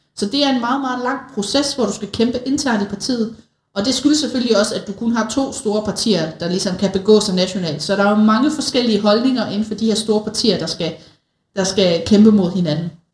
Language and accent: Danish; Denmark; som danskere